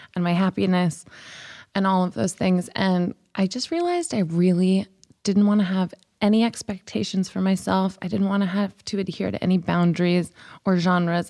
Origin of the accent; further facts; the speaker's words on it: the Bible Belt, United States; now in Los Angeles, United States; I grew up in the Bible Belt